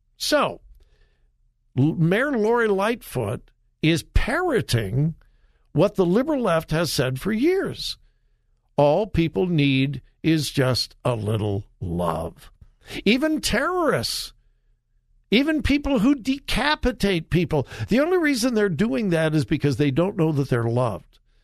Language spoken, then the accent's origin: English; Southern California, United States; now in Ohio, United States; I grew up in Southern California.